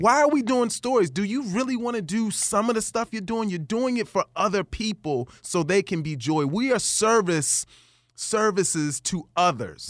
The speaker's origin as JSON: {"language": "English", "town": "Baltimore", "region": "Maryland", "country": "United States", "tie": "born or raised there", "said": "I grew up in Baltimore, Maryland"}